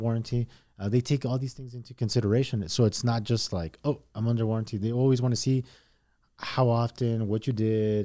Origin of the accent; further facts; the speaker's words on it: El Paso, Texas, United States; also born or lived in Mexico; we came over when I was in, uh, about eight years old. Um, I started school here in El Paso, uh, in the third grade